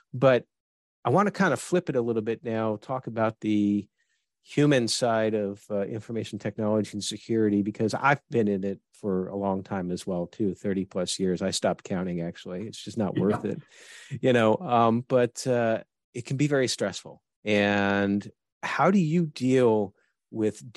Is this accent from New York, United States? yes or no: yes; New York, United States; moved away; I'm originally from New York